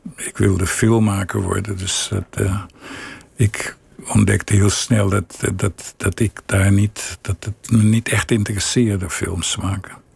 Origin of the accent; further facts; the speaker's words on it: Willemstad, Curaçao; moved away; ik groeide op in Willemstad